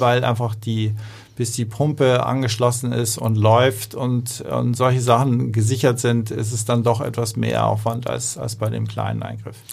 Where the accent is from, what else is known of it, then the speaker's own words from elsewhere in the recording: Hamburg, Germany; ich bin, bin eigentlich ein Hamburger Jung